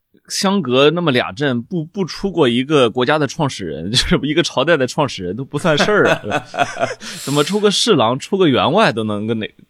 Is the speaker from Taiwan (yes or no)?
no; Weifang, Shandong, China; 呃，潍在潍坊，然后我就我就我就我就有时候我做梦哈，哎呦，我就梦见我们家那两个两两个大红门把守那个老房子啊